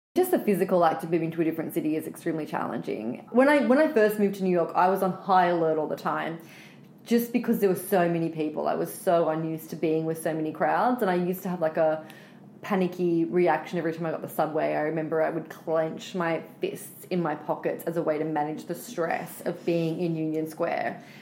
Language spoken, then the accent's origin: English; Australia; moved away as an adult; now in United States; we grow up being suckled on American pop culture because we don't make as much Australian content at home